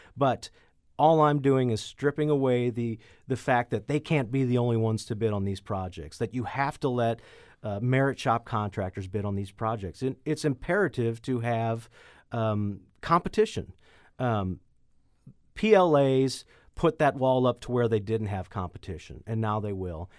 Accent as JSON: {"language": "English", "town": "Chesterfield", "region": "Missouri", "country": "United States", "tie": "born or raised there", "lives_now": "Jefferson County, United States", "said": "I grew up in Manchester, Chesterfield area"}